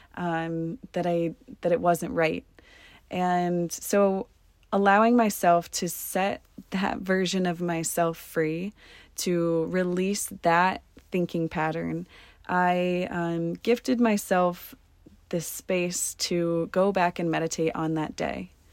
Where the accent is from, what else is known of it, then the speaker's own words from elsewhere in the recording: Columbus, Ohio, United States; moved away; my home state in Columbus, Ohio